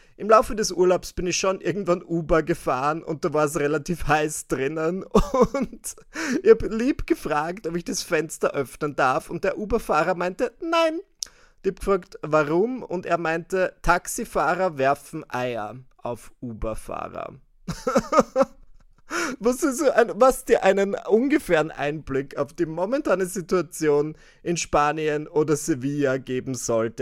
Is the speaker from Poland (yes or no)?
no; Austria; bei uns in Österreich